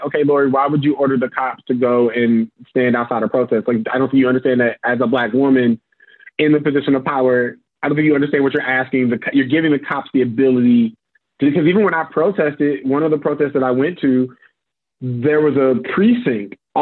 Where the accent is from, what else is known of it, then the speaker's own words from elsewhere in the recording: St. Louis, Missouri, United States; now in Chicago, United States; I'm originally from Missouri, St. Louis, Missouri